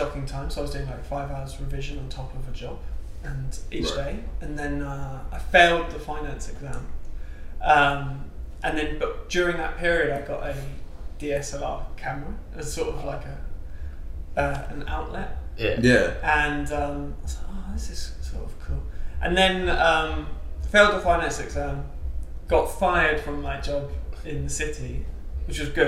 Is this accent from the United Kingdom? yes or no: yes; London, United Kingdom; I'm from London, so I was able to be at home